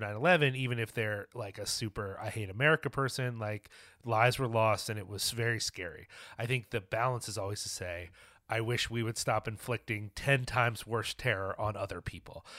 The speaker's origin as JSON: {"language": "English", "region": "New York", "country": "United States", "said": "as a New Yorker"}